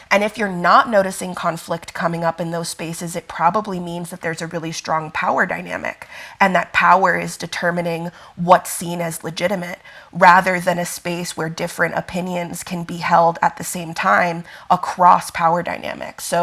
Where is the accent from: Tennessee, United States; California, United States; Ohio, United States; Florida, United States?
Florida, United States; Miami; also born or lived in Italy; now in Denver, United States; I go by they, them pronouns. I am a light skinned black Italian. I was born in Italy but raised in Miami, so I definitely still identify with the South, but I currently live in Denver, Colorado, on Ute, Arapaho, and Cheyenne lands.